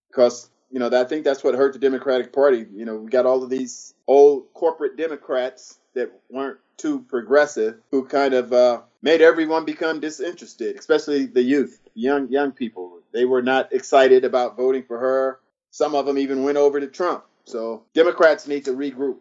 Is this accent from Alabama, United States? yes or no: no; Antelope Valley, Palmdale, Lancaster, North Los Angeles County, California, United States; my hometown of in, in the Antelope Valley, Palm Dale, Lancaster, North Los Angeles County.